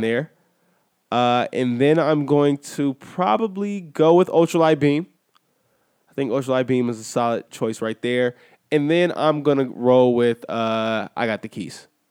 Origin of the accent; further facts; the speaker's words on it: Inglewood, California, United States; also born or lived in Washington, D.C. (family origin); That's my hometown